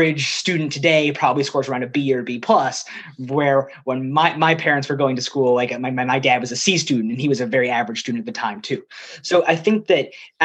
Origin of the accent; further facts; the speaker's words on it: Texas, United States; moved away; I grew up in Texas